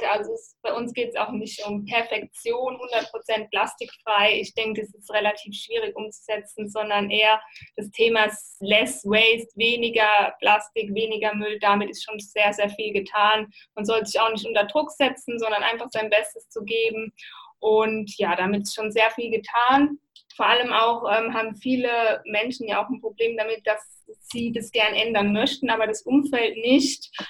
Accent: Mannheim, Baden-Württemberg, Germany; in meiner Heimatstadt Mannheim gibt es einen wunderschönen Park, der nennt sich Luisenpark.

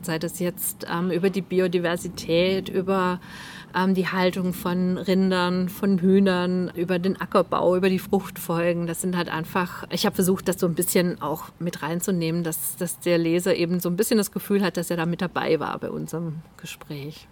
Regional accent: near Zollernalb, Baden-Württemberg, Germany; Ziegenhütte Zollernalb. Das ist ganz in der Nähe von da, wo ich aufgewachsen bin.

